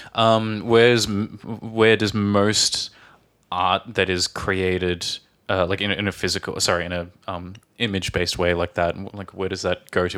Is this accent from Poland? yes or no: no; Australia; from Australia.